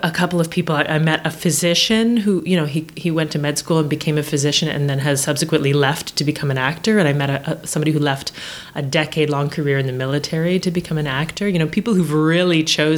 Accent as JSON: {"language": "English", "town": "Antigonish", "region": "Nova Scotia", "country": "Canada", "tie": "born or raised there", "said": "I grew up in Antigonish, Nova Scotia, which actually, it's a very small town."}